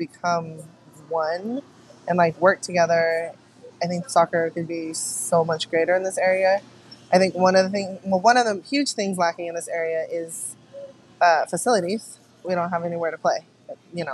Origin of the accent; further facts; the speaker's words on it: Oakland, California, United States; I was born and raised in Oakland